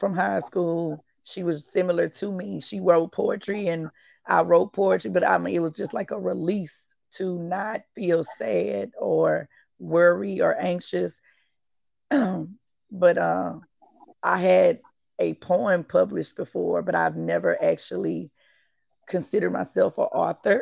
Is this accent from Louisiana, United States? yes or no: yes; Port Allen, Louisiana, United States; I live and I'm from Port Allen, Louisiana